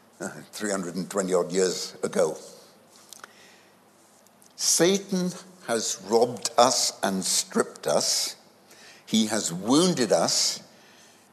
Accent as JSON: {"language": "English", "country": "India", "tie": "born or raised there", "moved": "yes", "said": "I was born in India"}